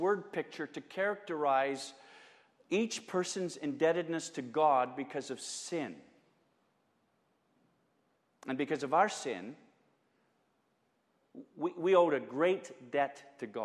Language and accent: English; Edmonton, Alberta, Canada; When we were kids growing up in Edmonton